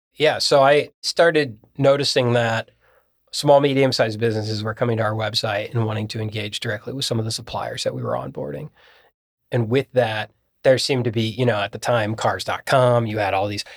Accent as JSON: {"language": "English", "town": "Columbus", "region": "Ohio", "country": "United States", "also_born_or_lived": "Bowling Green", "said": "I'm from Columbus"}